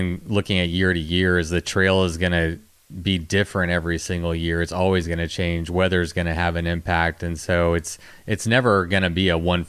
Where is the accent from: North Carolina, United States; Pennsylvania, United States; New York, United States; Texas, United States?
Texas, United States; I grew up in Texas and have dealt with heat my whole life